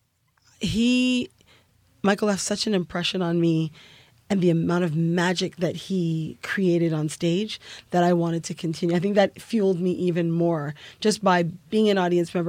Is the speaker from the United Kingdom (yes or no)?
no; Canada; Growing up in Canada affords you the opportunity to be exposed to so much. So born and raised with Guyanese immigrants.